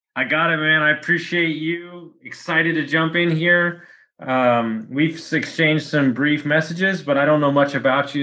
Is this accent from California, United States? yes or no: no; Texas, United States; I'm from Texas